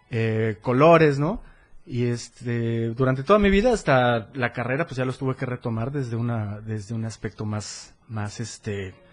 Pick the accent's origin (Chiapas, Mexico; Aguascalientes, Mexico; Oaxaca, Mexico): Chiapas, Mexico; Cintalapa; born there; yo nací en Cintalapa, Chiapas, este hace ya bastante años, digamos que por ahí de 40, ¿no?